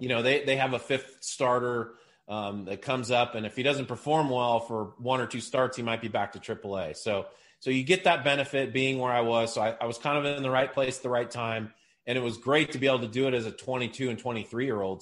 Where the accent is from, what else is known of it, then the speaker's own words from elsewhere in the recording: Seattle, Washington, United States; growing up in Seattle, followed the Mariners